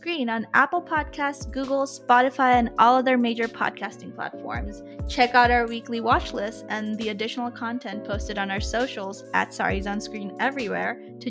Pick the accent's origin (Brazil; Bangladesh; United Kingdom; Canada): Bangladesh; We're two queer brown feminists from two different parts of South Asia. I'm from Bangladesh.